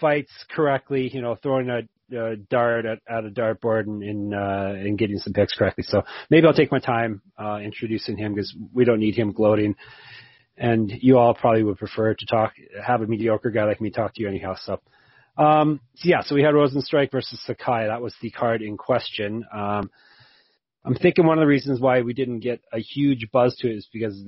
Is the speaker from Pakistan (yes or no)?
no; Canada; I'm Canadian